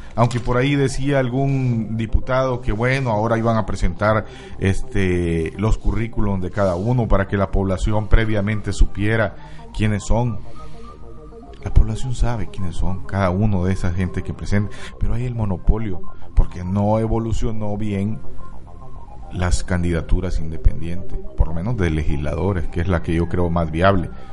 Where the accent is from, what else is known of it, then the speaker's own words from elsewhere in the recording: Mexico; nuestro país